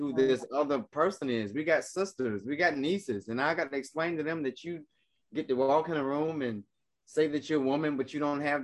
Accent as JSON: {"language": "English", "region": "South Carolina", "country": "United States", "moved": "yes", "said": "I'm originally from South Carolina."}